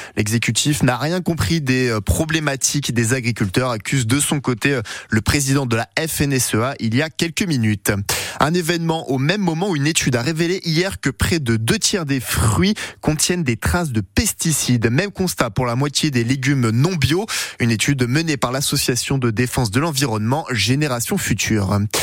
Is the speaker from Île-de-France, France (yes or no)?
no; Sarthe, Pays de la Loire, France; Chez nous en Sarthe